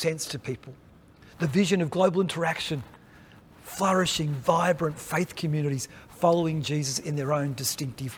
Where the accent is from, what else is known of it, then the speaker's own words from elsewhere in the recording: Australia; as Australian Baptists